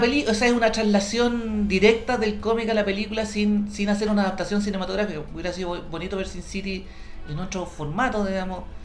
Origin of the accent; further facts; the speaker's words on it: Chile